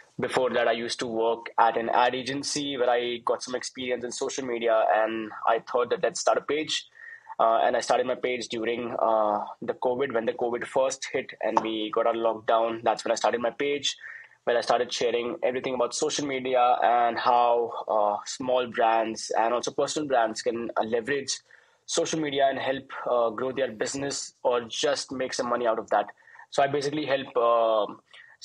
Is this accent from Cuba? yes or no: no; India; I'm from India